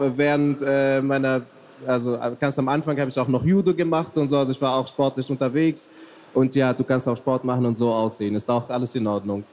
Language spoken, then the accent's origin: German; Tunisia; moved away; also born or lived in Mecca, Saudi Arabia; also ich bin eigentlich in Mekka geboren worden, also im heiligsten Ort für Muslime, wow. äh, und bin in Tunesien aufgewachsen